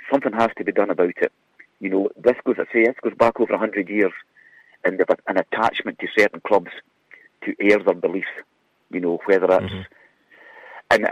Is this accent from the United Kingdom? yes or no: yes; Dumfries, Scotland, United Kingdom; I'm from Dumfries